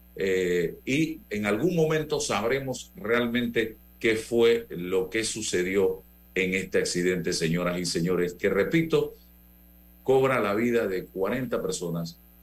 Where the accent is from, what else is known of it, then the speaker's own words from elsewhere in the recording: Panama; como panameño